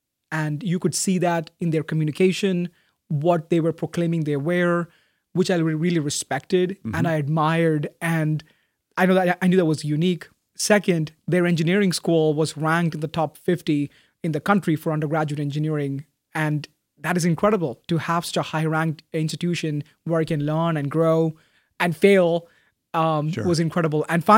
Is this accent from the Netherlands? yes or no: no; Bahrain; So I was born and raised a Christian in Bahrain.